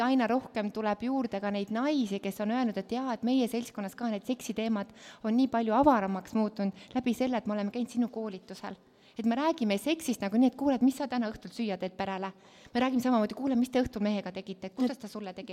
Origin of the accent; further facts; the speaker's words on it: Estonia; kasvasin hästi väikeses külas Kobratu, kus olid poisid. ma kolisin sinna üheksa-aastaselt